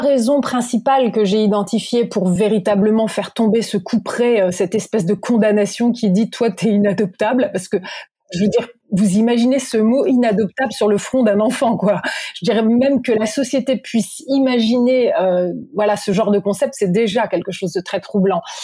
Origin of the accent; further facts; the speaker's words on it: Normandy, France; je suis née en Normandie